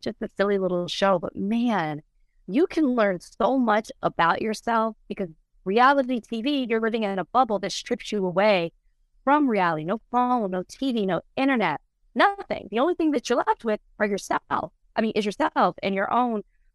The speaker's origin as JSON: {"language": "English", "region": "Texas", "country": "United States", "said": "I'm from Texas. I love to let everybody know I'm from Texas"}